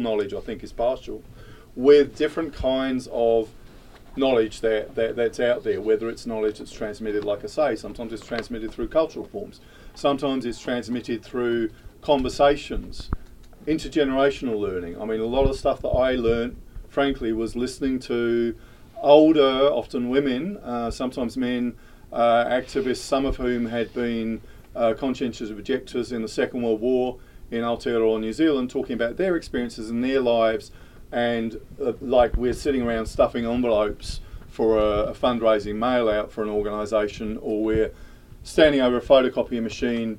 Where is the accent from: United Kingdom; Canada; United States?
United Kingdom; moved away as an adult; from being a teenager growing up in Thatcher's Britain in the UK